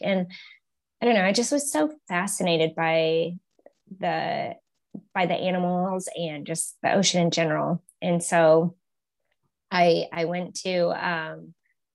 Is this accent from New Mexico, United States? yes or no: yes; Los Alamos, New Mexico, United States; I grew up in New Mexico, in Los Alamos, New Mexico